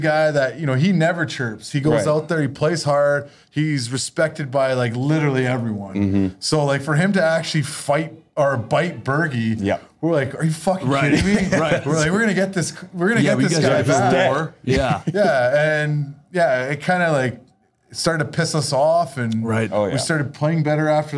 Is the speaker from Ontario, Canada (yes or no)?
no; Vancouver, British Columbia, Canada; now in Boston, United States; I got to do it in my hometown